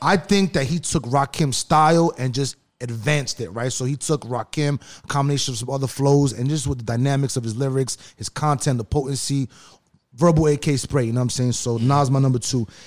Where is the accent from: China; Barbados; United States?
United States; New York; now in Los Angeles, United States; we're from East East Coast, New York